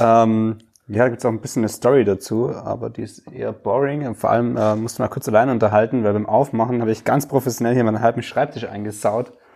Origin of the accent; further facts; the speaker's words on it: Stuttgart area, Baden-Württemberg, Germany; ich wohne ja gerade noch in Stuttgart